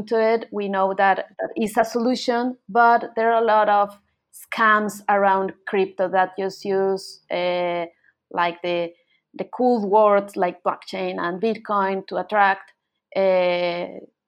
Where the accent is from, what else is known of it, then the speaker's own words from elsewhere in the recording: Colombia; moved away as an adult; now in Buenos Aires, Argentina; I'm from Colombia, but I moved to Argentina and Buenos Aires like about 10 years ago